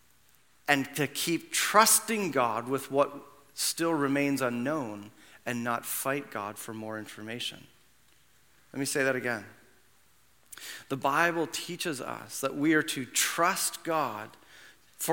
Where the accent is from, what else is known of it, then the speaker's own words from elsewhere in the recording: Canada; also born or lived in Brampton / Mississauga; if I wasn't born in 1978 in Canada